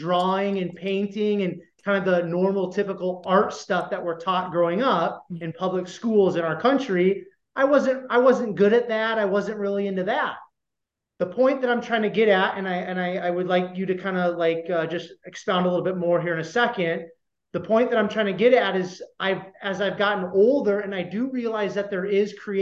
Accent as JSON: {"language": "English", "region": "Iowa", "country": "United States", "tie": "born or raised there", "said": "growing up in Iowa"}